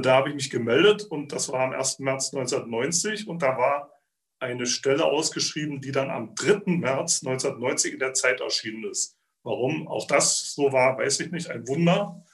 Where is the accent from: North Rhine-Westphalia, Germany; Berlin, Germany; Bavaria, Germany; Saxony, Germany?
Saxony, Germany; Zittau; moved away as an adult; also born or lived in Thuringia / Freiburg, Baden-Württemberg / United States; Ich bin in Zittau aufgewachsen